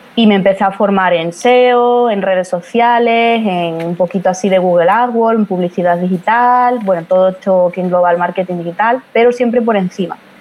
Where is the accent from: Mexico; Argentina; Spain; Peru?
Spain; Badajoz, Extremadura; soy de España, pero concretamente soy de Badajoz, una provincia que está ahí lindando ya con Portugal